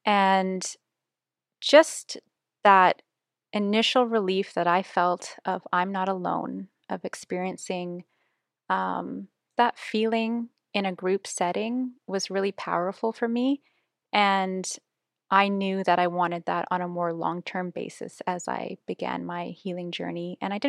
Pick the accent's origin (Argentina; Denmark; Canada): Canada; I'm from Canada, and I've been on my healing journey now for 3 years